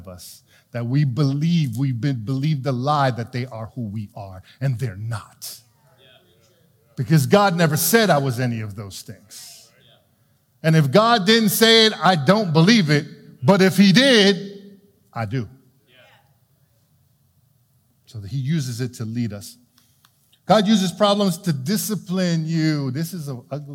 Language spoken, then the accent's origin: English; New York City, New York, United States; When I was a kid, I grew up in New York City in Brooklyn.